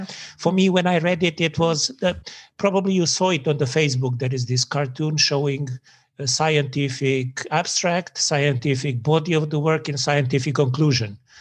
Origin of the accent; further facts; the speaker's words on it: Serbia; moved away as an adult; also born or lived in Prague / England; But when I was in England, I realized how much Serbian I am